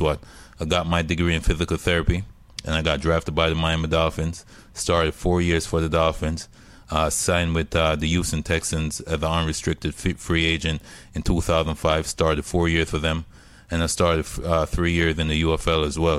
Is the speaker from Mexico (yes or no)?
no; Jamaica; moved away; I'm, I'm from Jamaica